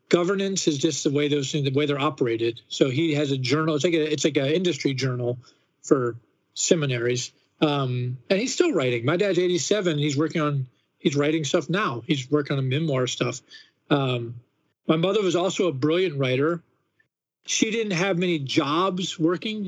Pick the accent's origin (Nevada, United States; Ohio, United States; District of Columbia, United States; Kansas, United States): District of Columbia, United States; Washington; I never grew up anywhere else.